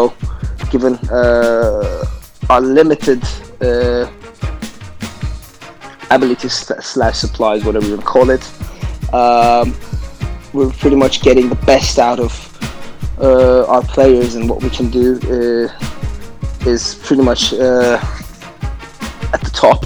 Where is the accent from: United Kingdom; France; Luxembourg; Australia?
United Kingdom; I'm British